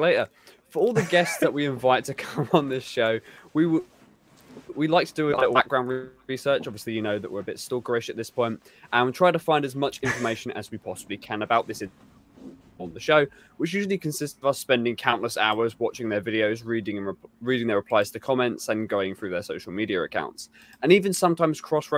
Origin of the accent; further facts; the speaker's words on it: England, United Kingdom; I'm very English and very white